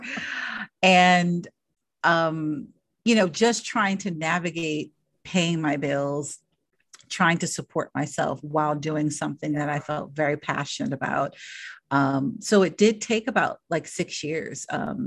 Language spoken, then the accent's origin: English; Los Angeles, California, United States; I grew up in Los Angeles in the inner city